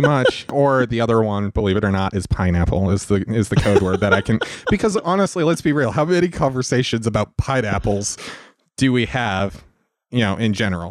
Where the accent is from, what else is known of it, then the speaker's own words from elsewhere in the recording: Salt Lake City, Utah, United States; moved away; originally I'm from Salt Lake City, Utah.